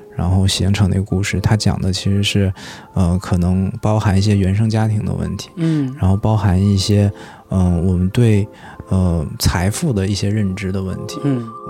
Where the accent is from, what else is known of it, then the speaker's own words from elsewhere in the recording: Heilongjiang, China; 我的老家是在黑龙江嘛，然后我们家是煤城，就是煤矿资源组成的